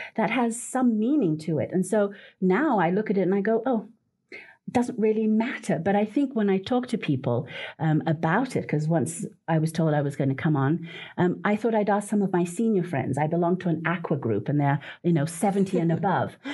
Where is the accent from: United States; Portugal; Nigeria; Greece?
Portugal; moved away; I come from Portugal. My children used to go with me every summer back home